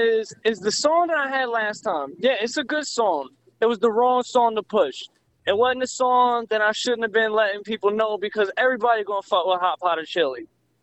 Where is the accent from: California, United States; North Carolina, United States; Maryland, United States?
North Carolina, United States; Raleigh; Well, Raleigh, Psy, you know, I rocks with it. It's my thing.